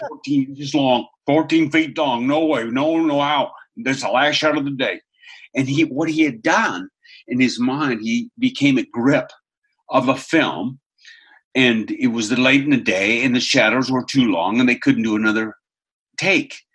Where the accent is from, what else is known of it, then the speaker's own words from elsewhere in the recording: Seattle, Washington, United States; moved away as an adult; also born or lived in Australia; I grew up in Seattle